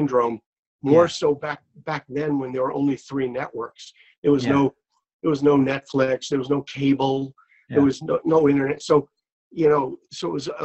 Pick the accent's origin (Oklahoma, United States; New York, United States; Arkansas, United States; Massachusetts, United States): New York, United States; New York City; I grew up in Brooklyn, New York